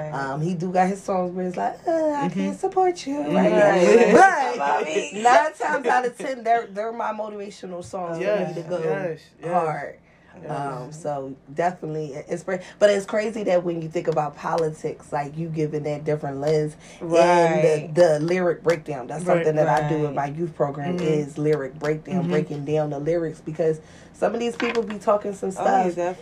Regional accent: Philadelphia, Pennsylvania, United States; Going to give you a little side of, I'm from Logan, mm-hmm. or I'm from North.

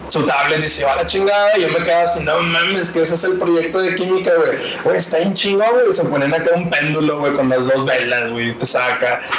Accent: Nuevo León, Mexico; yo soy de Nuevo León, pero no soy de Monterrey

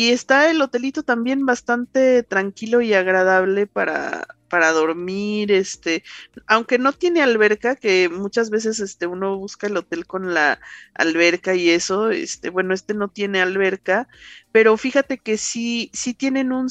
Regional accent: Mexico City, Mexico; los que somos acá chilangos no, no siempre conocemos

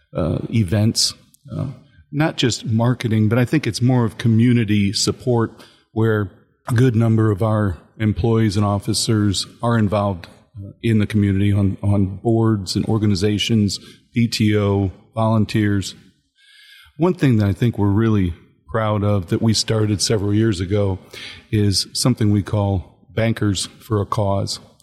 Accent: Northwest Ohio, United States; I, I grew up in Northwest Ohio

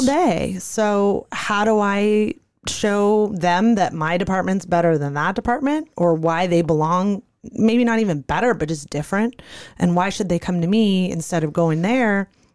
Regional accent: Santa Monica, California, United States; moved away as an adult; now in Arizona, United States; I grew up in California, Santa Monica, California

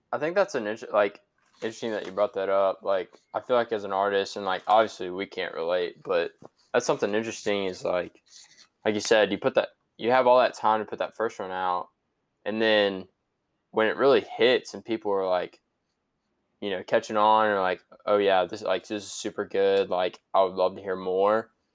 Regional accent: South Carolina, United States; we're from South Carolina

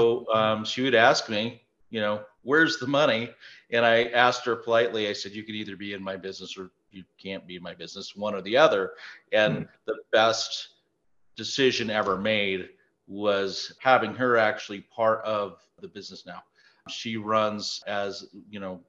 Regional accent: Prescott, Arizona, United States; We're both from Prescott, Arizona. It is our hometown.

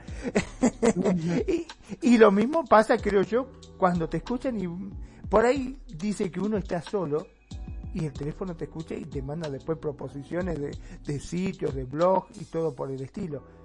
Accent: Argentina; acá en mi país, en Argentina

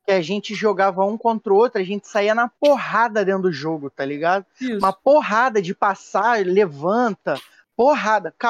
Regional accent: Rio de Janeiro, Brazil; a gente é carioca

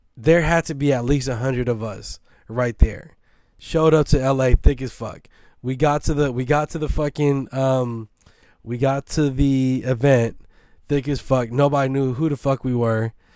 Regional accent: San Francisco, California, United States; I'm from Baby Hunter's Point

